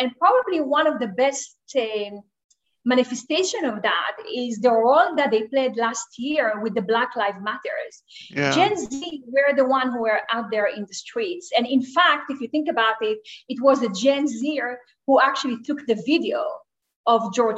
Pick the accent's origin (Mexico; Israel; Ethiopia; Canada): Israel; moved away; Originally, I am from Israel.